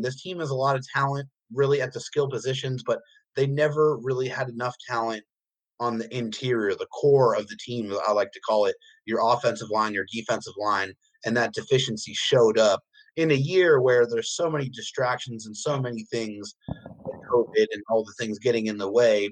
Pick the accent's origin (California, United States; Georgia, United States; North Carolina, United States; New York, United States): California, United States; San Diego; We're all from San Diego